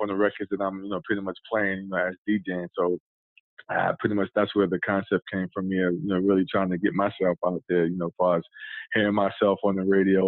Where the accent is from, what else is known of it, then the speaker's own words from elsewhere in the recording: New York City, New York, United States; moved away as an adult; now in Goldsboro, United States; Born and raised in Brooklyn, New York. So I'm a Brooklynite